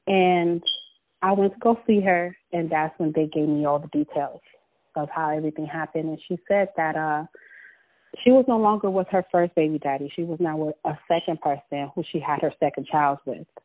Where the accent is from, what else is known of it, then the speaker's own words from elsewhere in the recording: Los Angeles, California, United States; I was born and raised in South Central